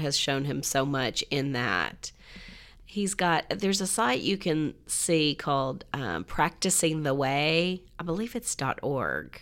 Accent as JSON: {"language": "English", "town": "Franklin", "region": "Tennessee", "country": "United States", "said": "if somebody said, \"Where are you from?\" It was always Nashville"}